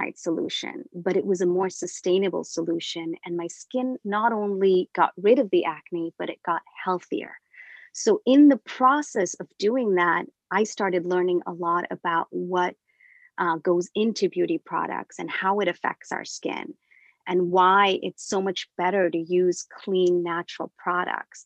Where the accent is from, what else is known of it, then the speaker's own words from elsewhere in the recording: India; moved away; I'm originally from India and we use a lot of spices and herbs in our beauty